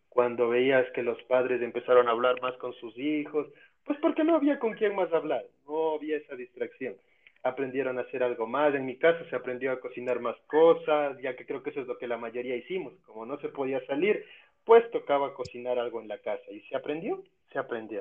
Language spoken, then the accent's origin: Spanish; Ecuador